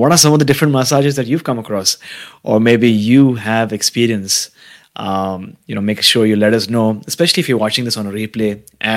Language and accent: English; Mumbai, Maharashtra, India; moved away as an adult; now in Vancouver, Canada; I was born and brought up in India, in Mumbai. And I came to Vancouver about close to 6 years back now.